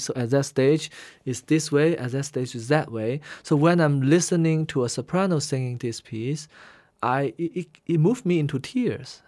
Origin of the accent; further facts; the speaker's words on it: Guangzhou, Guangdong, China; first language Hainanese; English is a second language; moved away as an adult; also born or lived in Shanghai, China / Hainan, China; now in United States; since I grew up in Canton, uh, Guangzhou